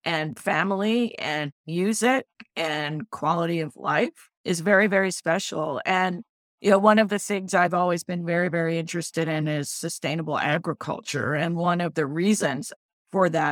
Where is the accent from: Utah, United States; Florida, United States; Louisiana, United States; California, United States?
Louisiana, United States; New Orleans; I grew up in New Orleans